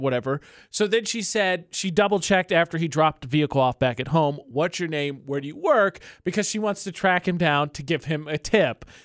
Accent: Lafayette, Indiana, United States; born or raised there; moved away

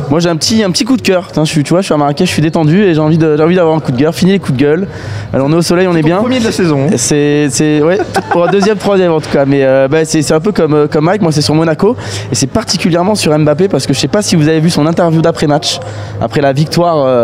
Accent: Paris, Île-de-France, France; même si je suis parisien

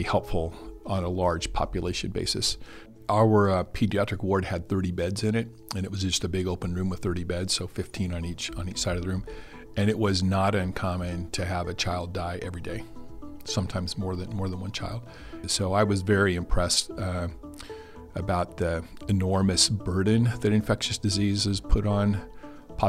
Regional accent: Hebron, Nebraska, United States; now in Lincoln, United States; I grew up in Hebron, Nebraska, about 90 miles south and west of Lincoln

